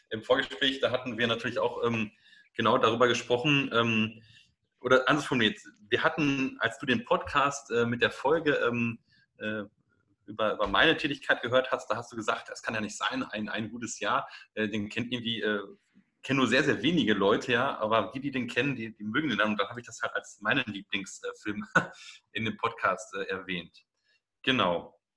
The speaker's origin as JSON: {"language": "German", "region": "North Rhine-Westphalia", "country": "Germany", "tie": "born there", "said": "also bei uns ist es in, in, ich bin ja gebürtiger Westfale, da ist es immer so"}